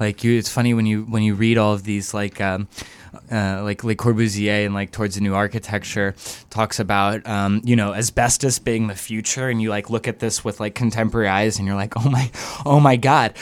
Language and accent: English; the South, United States; I'm from the South, like, you know, uh, fire and brimstone, uh, like, Southern baptism